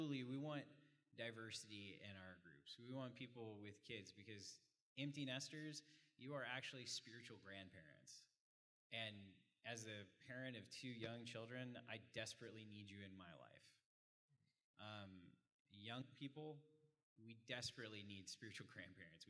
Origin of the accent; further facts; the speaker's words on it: Frisco, Texas, United States; I grew up in Frisco. I've seen Frisco change